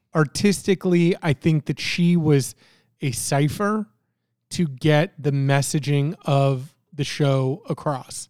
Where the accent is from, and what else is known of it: Florida, United States; born or raised there; moved away as an adult; also born or lived in Canada; now in Virginia Beach, United States